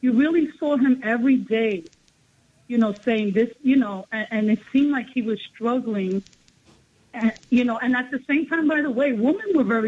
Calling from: Bronx, New York, United States; Down Bronx.

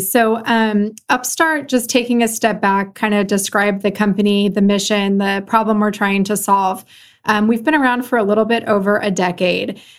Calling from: Los Gatos, California, United States; I'm calling in from Los Gatos, California, which is about sixty miles, uh, southwest of San Francisco.

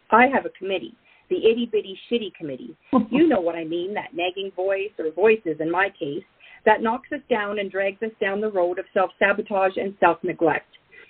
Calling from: Edmonton, Alberta, Canada; So today I'm calling in from Edmonton, and we are in minus 36.

